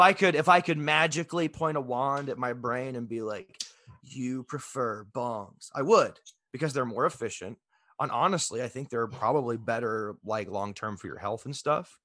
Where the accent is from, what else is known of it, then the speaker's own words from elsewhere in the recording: Texas, United States; I grew up in Texas